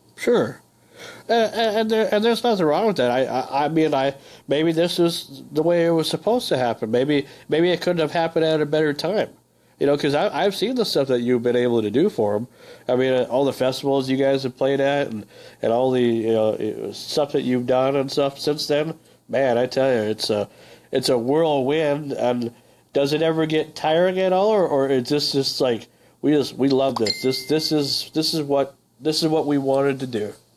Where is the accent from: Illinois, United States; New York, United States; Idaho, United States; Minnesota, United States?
Minnesota, United States; northern; moved away; I come from a small town, so I can I can definitely relate. I'm, I'm from Minnesota, Uh, northern Minnesota